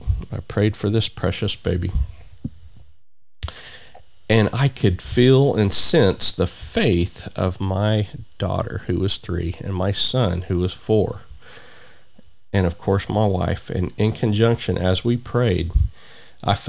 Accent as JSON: {"language": "English", "country": "United States", "said": "here in my home country of the United States of America"}